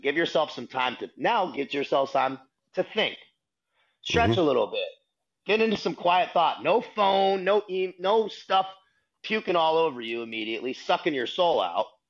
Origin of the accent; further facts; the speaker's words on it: San Diego, California, United States; also born or lived in Boston, Massachusetts; San Diego, California is what my hometown. I consider my hometown where I grew up. Born in Boston, still family there, but raised in San Diego through all the formative years.